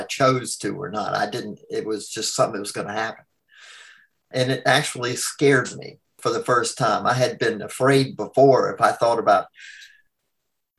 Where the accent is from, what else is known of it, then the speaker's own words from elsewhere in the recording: Greensboro, North Carolina, United States; I'm from Greensboro, North Carolina